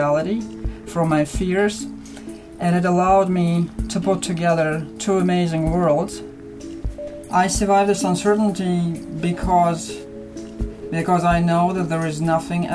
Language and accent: English; Russia; moved away as an adult; now in Canada; I'm Russian.